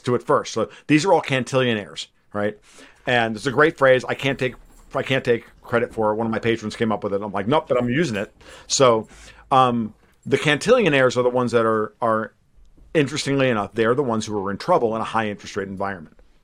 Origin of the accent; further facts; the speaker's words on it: United States; as an American sports fan